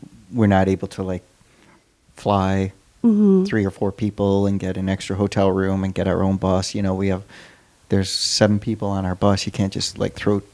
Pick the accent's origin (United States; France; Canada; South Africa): United States; St. Louis, Missouri; growing up in St. Louis, just seeing metal bands